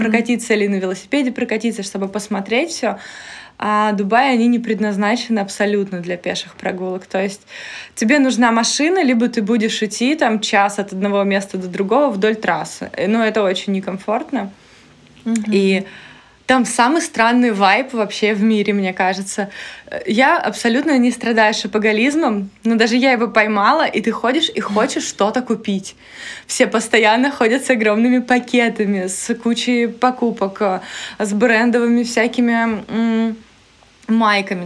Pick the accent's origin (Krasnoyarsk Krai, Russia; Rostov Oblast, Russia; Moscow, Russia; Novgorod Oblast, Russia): Rostov Oblast, Russia; Taganrog; now in Saint Petersburg, Russia; Сейчас я э, на исторической своей родине, да, в доме, в котором я родилась, выросла, в Таганроге, mm-hmm. на юге.